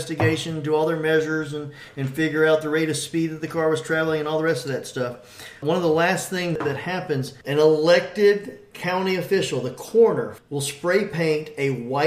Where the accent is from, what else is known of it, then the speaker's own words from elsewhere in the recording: Atlanta, Georgia, United States; Growing up in Atlanta and going to the Atlanta Braves games